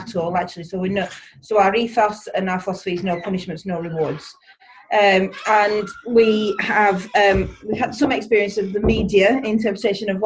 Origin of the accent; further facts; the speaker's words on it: East Lancashire, North West England, United Kingdom; accent: East Lancashire; from Barrowford Primary School, which is in East Lancashire. You'll probably be able to get that from the accent